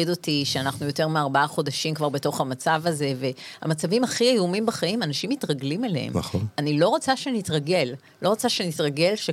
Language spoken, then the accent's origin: Hebrew; Israel; אנחנו הילדים שחיינו בימי, ביום כיפור, אה, במלחמת לבנון הראשונה, אנחנו, זה הילדות שלנו.